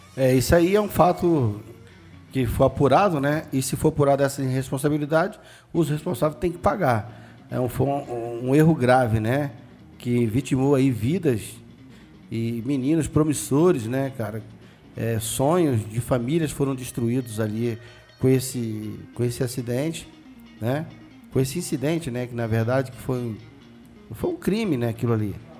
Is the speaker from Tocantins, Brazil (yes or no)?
no; Rio de Janeiro, Brazil; Meu bairro natal, praticamente, né? Botafogo. É onde eu nasci, cresci e tem muitos amigos lá.